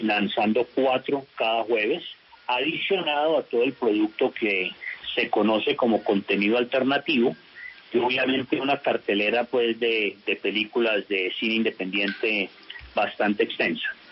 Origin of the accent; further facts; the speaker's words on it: Culver City, California, United States; now in Colombia; yo me crié en Culver City. Yo hice toda la primaria allá